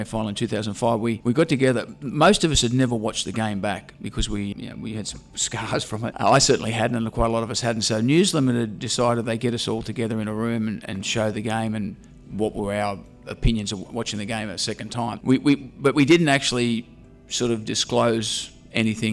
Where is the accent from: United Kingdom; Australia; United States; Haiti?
Australia; Sydney, New South Wales; I grew up in Balmain in the 60s, and that sort of area was consumed by rugby league